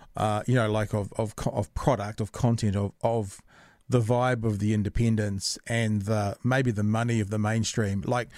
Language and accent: English; Ireland; I'm not Maori at all. I make that clear every time. You can tell that I'm Irish by the ridiculous ginger beard and the kind of pale blue skin.